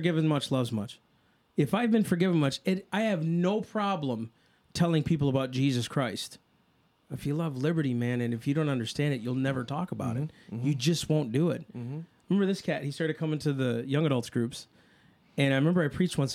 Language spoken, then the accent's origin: English; United States; I'm an American